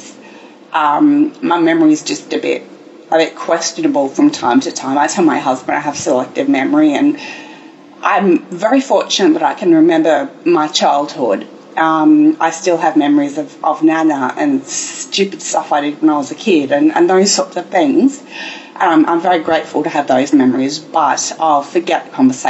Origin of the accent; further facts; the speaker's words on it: Brisbane, Queensland, Australia; I grew up in sunny Brisbane in Australia, Queensland